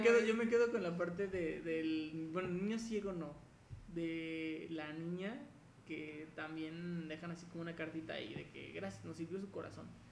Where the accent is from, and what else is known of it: Mexico; also born or lived in León, Guanajuato